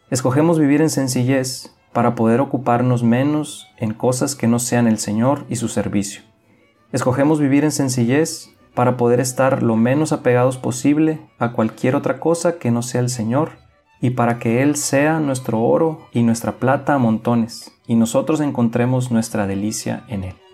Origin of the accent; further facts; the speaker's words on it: Mexicali, Baja California, Mexico; moved away; soy originario de Mexicali, Baja California y tengo ya 11 años desde que salí de aquellas tierras para lanzarme a la mayor aventura de mi vida